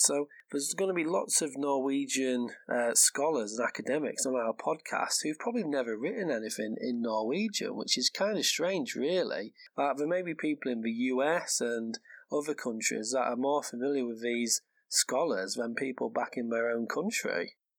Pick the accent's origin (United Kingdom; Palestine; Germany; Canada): United Kingdom; England; first language English; moved away as an adult; now in Norway; I am English, so I'm the English half of this podcast.